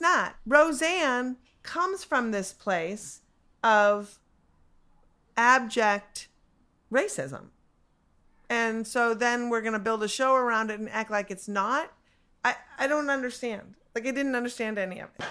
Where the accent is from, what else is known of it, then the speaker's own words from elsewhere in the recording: Minneapolis, Minnesota, United States; I'm from Minneapolis